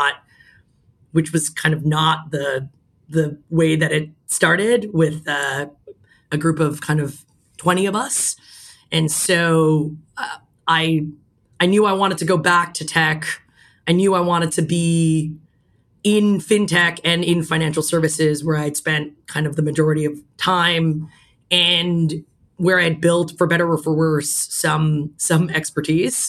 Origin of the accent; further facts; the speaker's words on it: Toronto, Ontario, Canada; now in New York, United States; I'm from Toronto originally. That's where I grew up